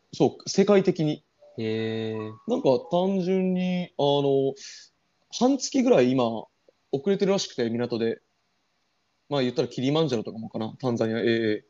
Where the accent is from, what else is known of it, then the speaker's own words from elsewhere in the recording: Ehime, Japan; 僕全然、出羽愛媛ですからね